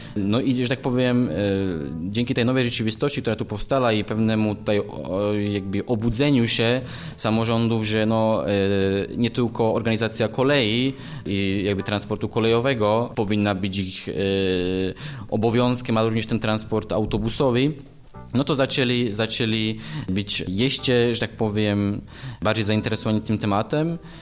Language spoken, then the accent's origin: Polish; eastern Slovakia, Slovakia; now in Poland; pochodzę ze Słowacji, E, urodziłem się właśnie na wschodzie Słowacji no i od pewnego czasu działam